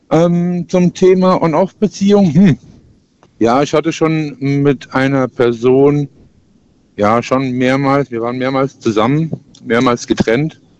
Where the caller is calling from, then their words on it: Lahnstein, Rhineland-Palatinate, Germany; Ich komme aus Lahnstein.